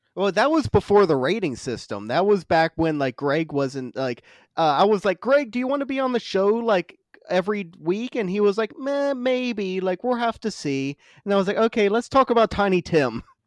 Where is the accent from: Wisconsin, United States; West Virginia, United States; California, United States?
West Virginia, United States; moved away; I'm from West Virginia